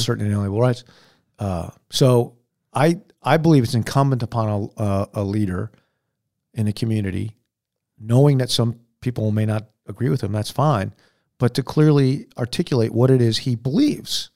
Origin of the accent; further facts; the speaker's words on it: United States; I'm an American